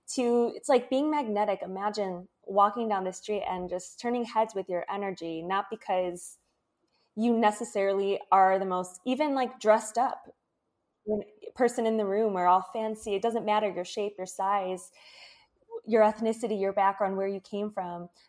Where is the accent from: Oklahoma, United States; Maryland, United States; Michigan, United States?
Michigan, United States; moved away as an adult; also born or lived in Florida; I moved from Michigan, where I grew up, to Florida